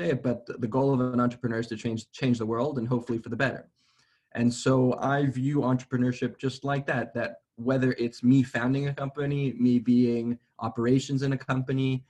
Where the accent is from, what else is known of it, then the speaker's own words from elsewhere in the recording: Atlanta, Georgia, United States; moved away as an adult; also born or lived in Johannesburg, South Africa / New York City; now in Israel; I grew up in Atlanta, Georgia, in the United States, originally from Johannesburg, South Africa